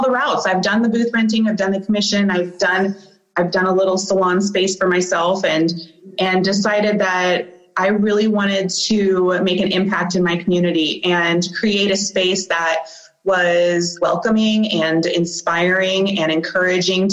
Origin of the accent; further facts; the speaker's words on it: Bellevue, Nebraska, United States; I grew up in Bellevue, you know, Bellevue girl. So went to Bellevue East High School